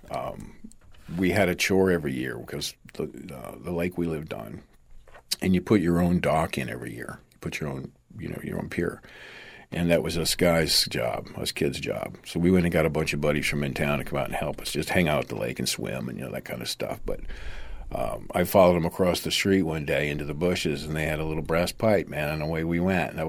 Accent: Delavan, Wisconsin, United States; moved away; also born or lived in Everglades City, Florida; the little town Delavan next door where I actually went to high school

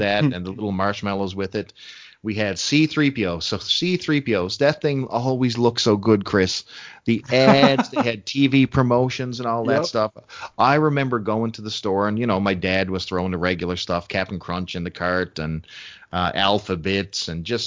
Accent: Canada; As a Canadian

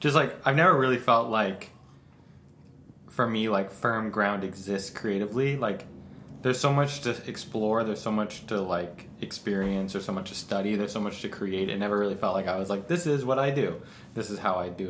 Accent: Chicago, Illinois, United States; now in New York, United States; I grew up in Chicago, but I've lived in New York for a long time now

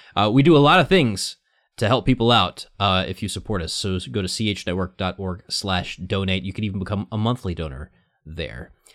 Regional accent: the Bible Belt, United States; I was from the Bible Belt

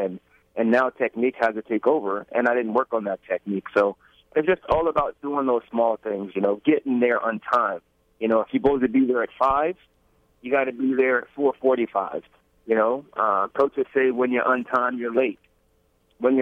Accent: Brookhaven, Mississippi, United States; I grew up in Mississippi

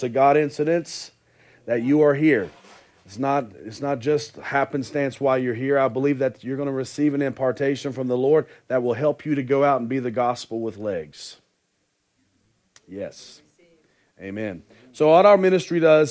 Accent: West Virginia, United States; moved away; also born or lived in Concord, North Carolina / Halifax, Nova Scotia; I was born and raised in West Virginia

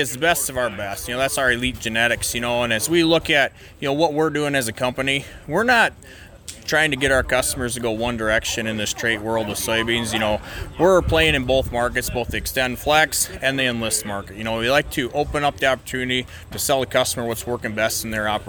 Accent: Parkston, South Dakota, United States; I'm from Parkston, South Dakota here, just south of Dakotafest

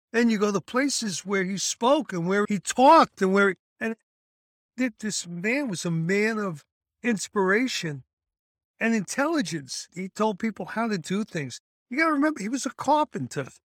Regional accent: United States; Being an American paratrooper

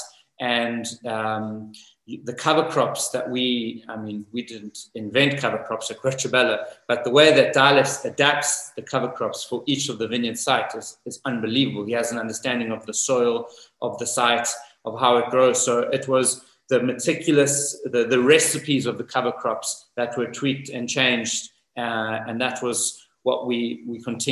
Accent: South Africa; moved away as an adult; also born or lived in New Zealand / Napa Valley / Italy; now in Greve in Chianti, Italy; I was actually born and raised in South Africa

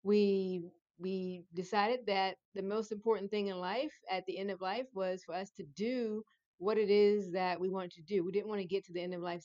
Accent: Richmond, Virginia, United States; moved away as an adult; I'm originally from Richmond, Virginia

